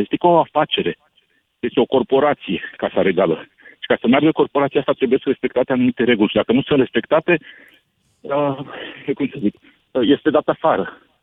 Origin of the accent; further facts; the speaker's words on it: Romania; now in London, United Kingdom; Eu când m-am născut în România, am primit automat buletin